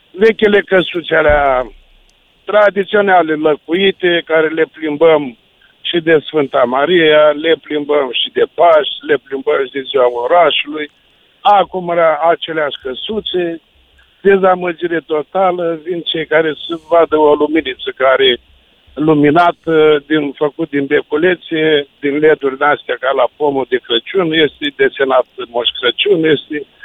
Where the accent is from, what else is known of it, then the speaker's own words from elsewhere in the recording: Brăila, Brăila County, Romania; Da, eu sunt din Brăila, deci rămân uh, dezamăgit uh, de unele orașe.